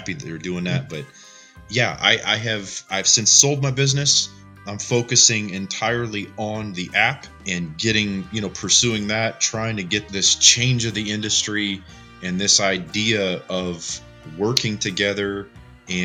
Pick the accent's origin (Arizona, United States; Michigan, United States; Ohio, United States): Ohio, United States; Northeast; I'm just an Ohio boy. I grew up in Northeast Ohio